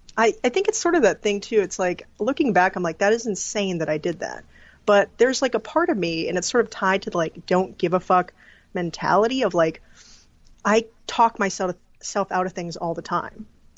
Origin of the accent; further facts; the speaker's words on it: Pelican Rapids, Minnesota, United States; also born or lived in South Dakota / California; Funny enough, Pelican Rapids. It's an hour out of Fargo, North Dakota. Yeah. So it's like right on the border there.